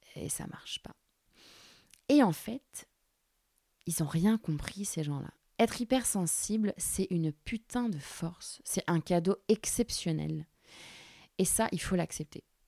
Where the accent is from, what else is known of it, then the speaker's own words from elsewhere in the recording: Orléans, Centre-Val de Loire, France; J'ai grandi à Orléans, la source où j'habitais avec ma maman